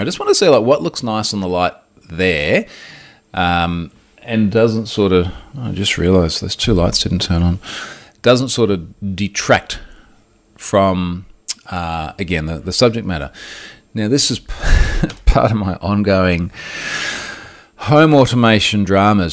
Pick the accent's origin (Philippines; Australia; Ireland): Australia; as an Aussie who lives